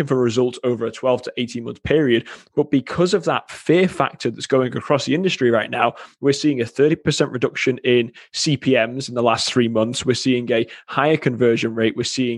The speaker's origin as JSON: {"language": "English", "region": "England", "country": "United Kingdom", "moved": "yes", "lives_now": "Wisconsin, United States", "said": "It's no, originally from England. However, everybody here thinks I'm Australian. So it's something I've encountered my whole life. And I've lived in Wisconsin now for 10 years."}